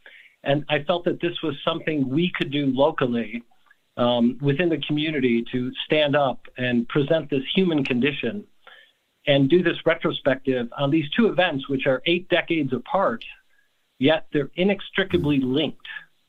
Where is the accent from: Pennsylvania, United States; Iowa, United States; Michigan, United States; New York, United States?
Michigan, United States; Dearborn; So I'm born and raised in Dearborn